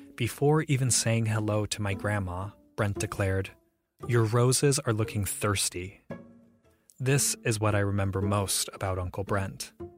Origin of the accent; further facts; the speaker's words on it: Ohio, United States; I grew up in Ohio